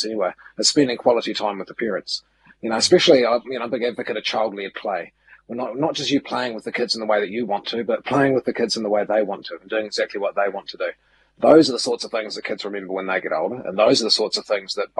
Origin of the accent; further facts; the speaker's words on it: Milton, Otago, New Zealand; now in Auckland, New Zealand; I shifted away from Milton, my hometown. My brothers and sisters still live there. It was five generations of my ancestors lived there